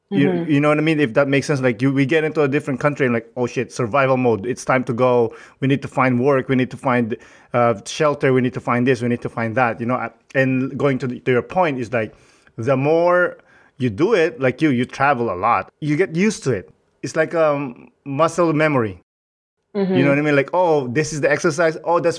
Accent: Philippines; moved away as an adult; now in Canada; I love the Philippines and I'm a Filipino and I'm a proud Filipino, but I always felt like growing up there, like, I don't belong here.

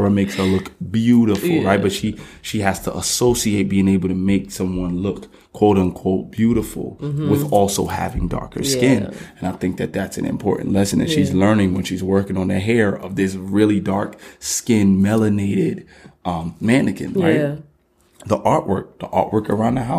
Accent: United States; I was born here

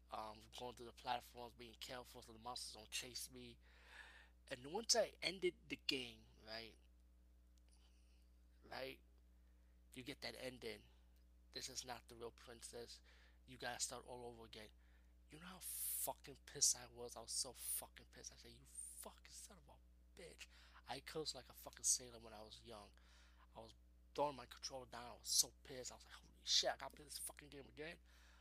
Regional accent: Bronx, New York, United States; I talk about growing up in the Bronx, so you can check out my Nobody Beats the Wiz episode.

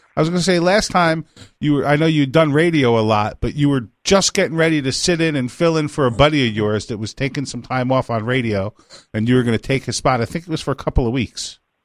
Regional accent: Pine Bush, New York, United States; I grew up in Pine Bush, New York

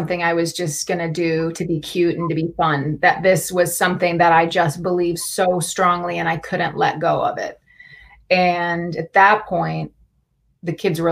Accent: Wisconsin, United States; moved away; Saul and I grew up in Wisconsin in this little town of 5,000 together

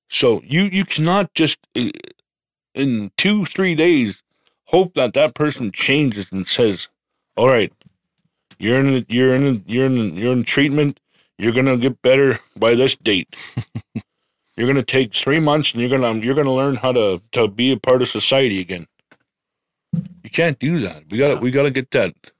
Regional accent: Medicine Hat, Alberta, Canada; I'm from Medicine Hat.

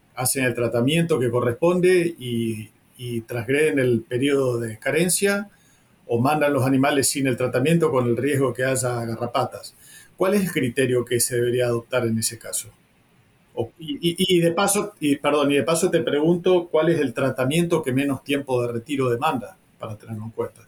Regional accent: Reconquista, Santa Fe, Argentina; yo vengo de la zona de Reconquista, donde estaba la frontera virtual de la zona de lucha activa

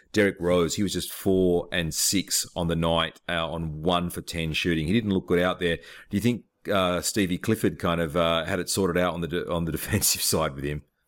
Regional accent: Australia; I'm from Australia

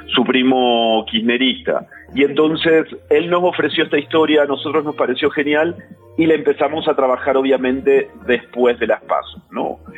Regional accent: Argentina; soy argentino

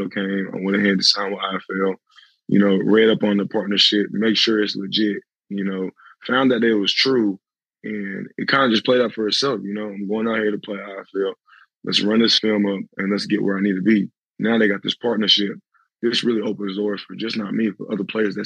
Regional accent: Arlington, Texas, United States; I'm from Arlington

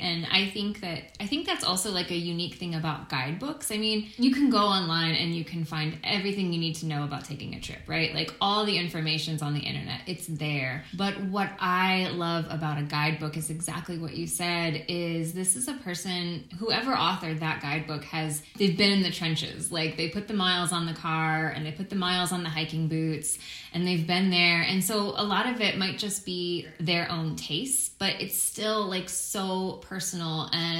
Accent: Maryland, United States; now in California, United States; I grew up in Maryland

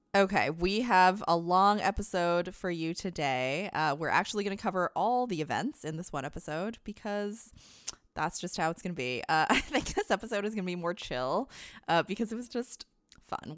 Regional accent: Canada; As a Canadian

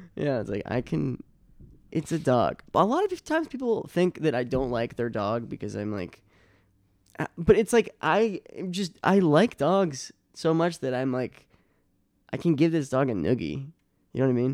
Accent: Boston, Massachusetts, United States; also born or lived in Chicago; now in New York, United States; I'm from Boston, but, uh, my family, my brothers and s, my brother and sister were born in Long Island

